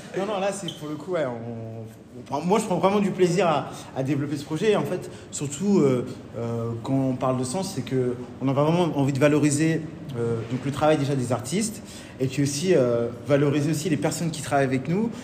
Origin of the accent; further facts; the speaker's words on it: Normandy, France; also born or lived in Lille; now in Paris, France; je suis un petit Normand